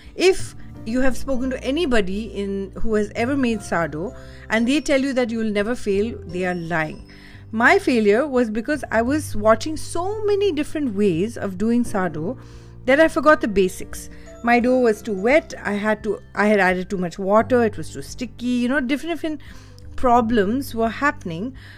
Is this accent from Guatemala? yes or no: no; India; I'm Indian